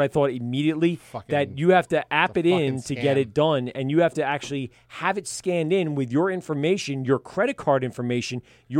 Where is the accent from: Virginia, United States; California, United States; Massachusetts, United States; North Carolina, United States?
North Carolina, United States; Charlotte; Charlotte, North Carolina, motherfucker. I just said it.